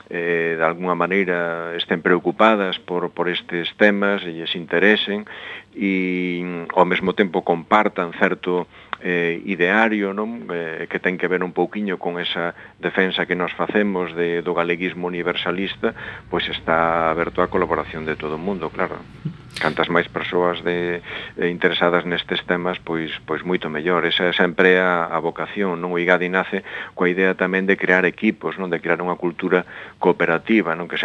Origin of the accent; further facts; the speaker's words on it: Galicia, Spain; que nos permita como galegos e como comunidade, como Galicia, pois destacar a nivel internacional nestes ámbitos